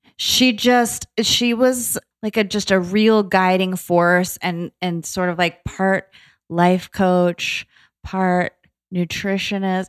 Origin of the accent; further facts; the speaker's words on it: Boca Raton, Florida, United States; moved away as an adult; also born or lived in New York / Atlanta / San Diego; now in Los Angeles, United States; I was born in New York, but I grew up in South Florida in Boca Raton, and I was there like, all through high